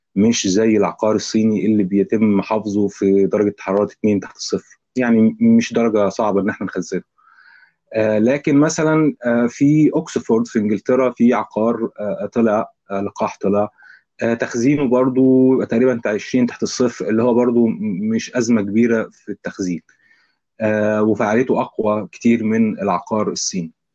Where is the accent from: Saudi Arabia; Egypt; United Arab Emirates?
Egypt; عندنا في مصر